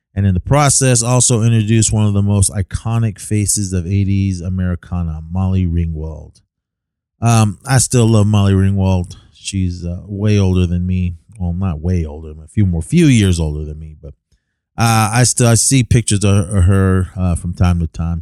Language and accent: English; Oakland, California, United States; my hometown. uh, in Oakland, California.